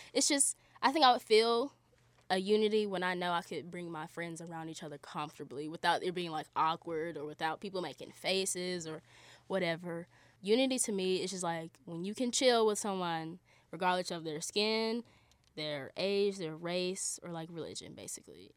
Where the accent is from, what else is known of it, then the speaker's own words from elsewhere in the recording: Charlotte, North Carolina, United States; moved away as an adult; I'm from Charlotte, North Carolina.